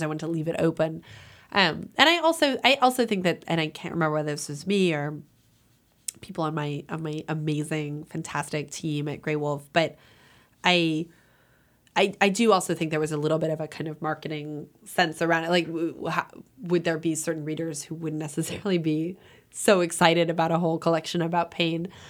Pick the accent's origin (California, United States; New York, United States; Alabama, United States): California, United States; Los Angeles; moved away; also born or lived in New Haven / Iowa; I grew up in Los Angeles, which isn't a border town